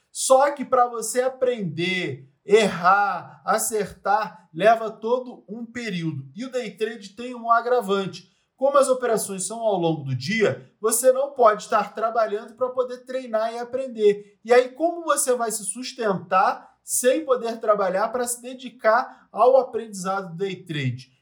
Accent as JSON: {"language": "Portuguese", "region": "Rio de Janeiro", "country": "Brazil", "tie": "born or raised there", "said": "Eu nasci num lugar muito pobre no Rio de Janeiro"}